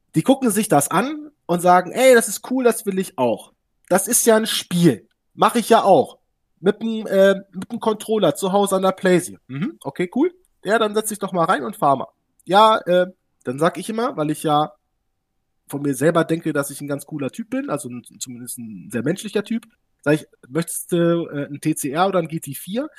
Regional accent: Hanover, Lower Saxony, Germany; ich komme aus dem Raum Hannover

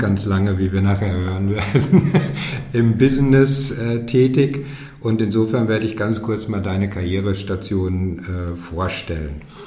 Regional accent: Dortmund, North Rhine-Westphalia, Germany; moved away; in meiner alten Heimat, in Dortmund

